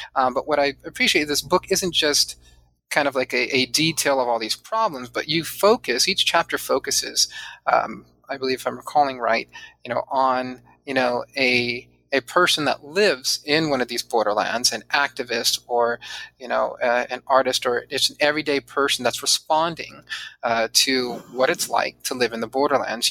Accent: San Diego, California, United States; also born or lived in Chula Vista; I grew up mostly in Southern California, not mostly, all in Southern California, um, and uh, primarily in San Diego.

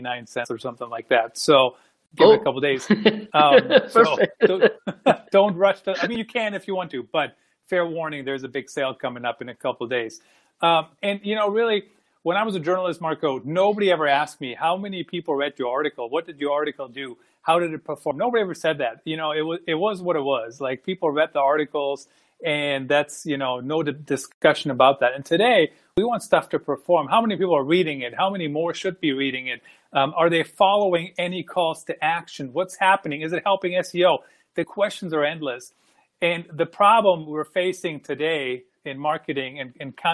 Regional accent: Germany; also born or lived in Iowa, United States; now in United States; I grew up in Germany and been in the U.S. since about 95.

